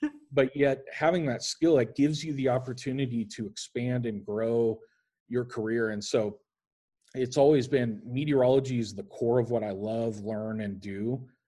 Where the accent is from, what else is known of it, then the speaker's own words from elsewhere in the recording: Lincoln, Nebraska, United States; moved away as an adult; also born or lived in Starkville, Mississippi / Meridian, Mississippi / Kansas City; I grew up in Lincoln, Nebraska